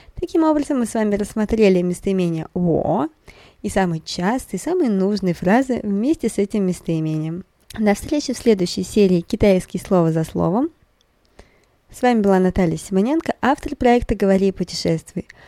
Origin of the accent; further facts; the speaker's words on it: Russia; я из России